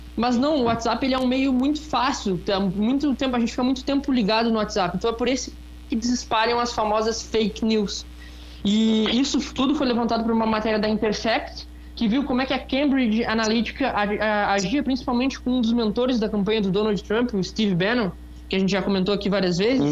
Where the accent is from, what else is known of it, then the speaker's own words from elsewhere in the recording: Rio Grande, Rio Grande do Sul, Brazil; aqui perto na cidade de Rio Grande, na verdade, minha cidade natal